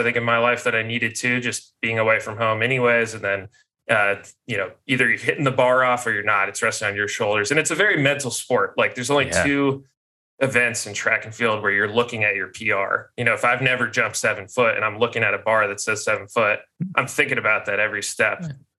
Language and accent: English; Denver, Colorado, United States; also born or lived in Midwest; And I was like unaware of this growing up in Denver and then the Midwest